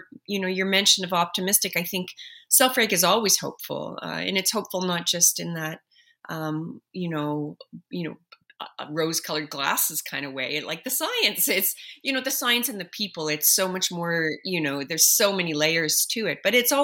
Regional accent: Halifax, Nova Scotia, Canada; Hockey is always in your heart. That's taking place in my hometown, Halifax.

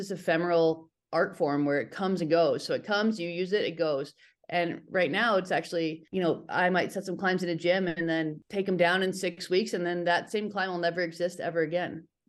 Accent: Reno, Nevada, United States; I grew up in Reno, Northern Nevada, and it's near Lake Tahoe, and there's a fair amount of rock there.

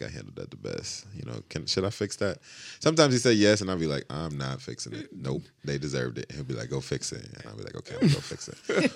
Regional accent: Grand Rapids, Michigan, United States; growing up in Grand Rapids

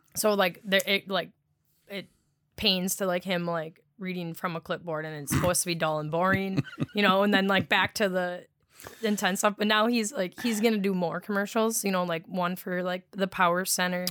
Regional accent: Wisconsin, United States; accent: Wisconsin dialect; being from Wisconsin

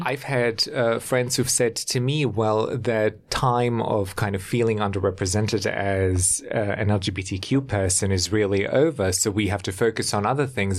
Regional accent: Germany; moved away; I grew up in Germany

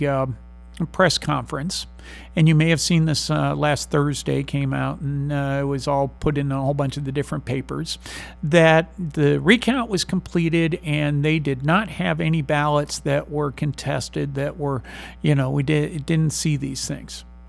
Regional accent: San Marcos, Texas, United States; I'm not from Missouri. I'm from Texas. I'm from San Marcos

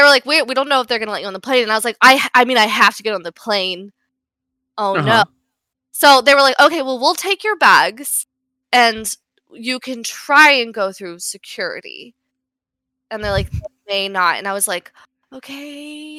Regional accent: the South, United States; I should know. I'm from the South.

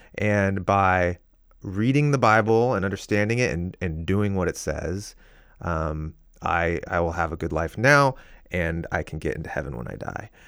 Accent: Seattle, Washington, United States; now in Portland, United States; I grew up here in the Northwest, in the uh, Seattle area, and I live in Portland now

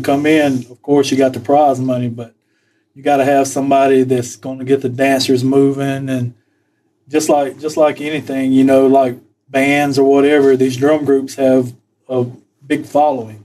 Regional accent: Poarch Creek, Alabama, United States; when I was growing up, I mean, there was no other thought about what we would do Thanksgiving. I mean, that we were always here at the powwow.

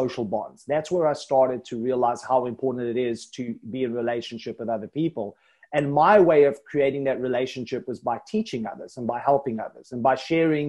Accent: Johannesburg, Gauteng, South Africa; moved away as an adult; now in Isle of Man; when I came from Johannesburg, because that's where I lived all my life

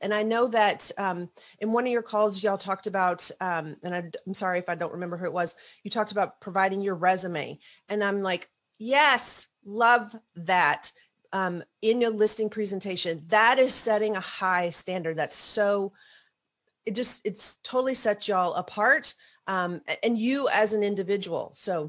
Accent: the South, United States; I always, again, growing up in the South, thought that, oh, you know, like you just have to make everybody happy.

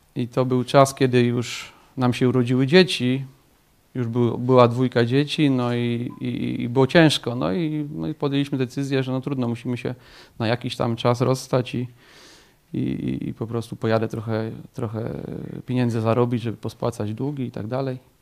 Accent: Tomaszów Mazowiecki, Łódź Voivodeship, Poland; Pochodzę ogólnie z Tomaszowa Mazowieckiego

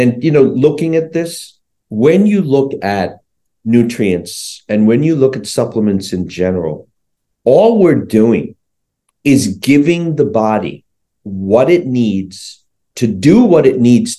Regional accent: Sri Lanka; born there; I was born in Sri Lanka.

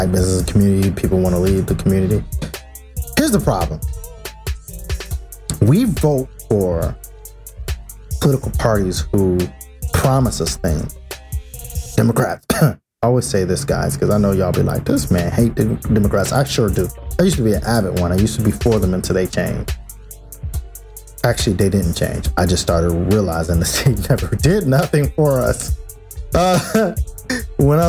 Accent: United States; We're American. We're black Americans

